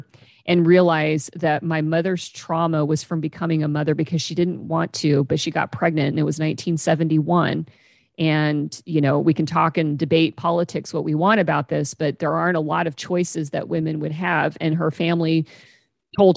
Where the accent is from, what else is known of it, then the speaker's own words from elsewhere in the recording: Kansas, United States; moved away as an adult; now in Pacific Northwest, United States; I moved to the Pacific Northwest and left my hometown in Kansas